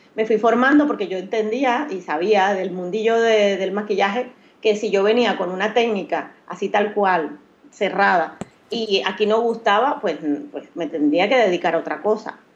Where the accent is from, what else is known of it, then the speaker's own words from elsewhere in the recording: Maracaibo, Zulia, Venezuela; moved away as an adult; also born or lived in Curaçao; now in Barcelona, Spain; Soy maracucha, soy de Maracaibo